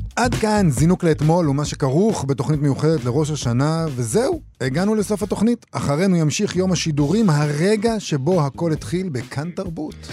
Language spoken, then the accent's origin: Hebrew; Rehovot, Central District, Israel; גדלתי ברחובות